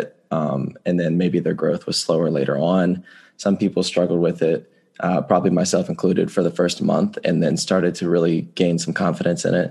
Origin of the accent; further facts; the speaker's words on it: Winston-Salem, North Carolina, United States; I'm from Winston-Salem, North Carolina